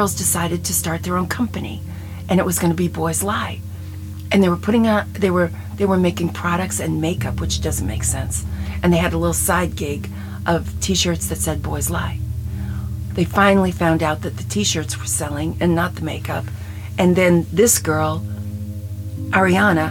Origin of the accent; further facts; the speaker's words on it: New York, United States; I was raised in New York, and I was fat in high school